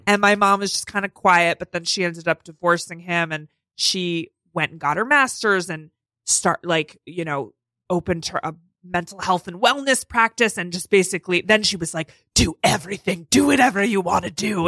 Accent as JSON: {"language": "English", "area": "North Fork, Long Island", "region": "New York", "country": "United States", "tie": "born or raised there", "said": "I'm from the North Fork."}